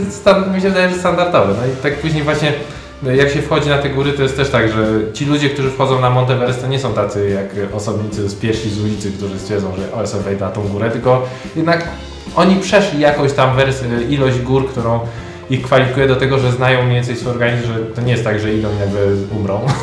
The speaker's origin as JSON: {"language": "Polish", "country": "Poland", "said": "jako Polak"}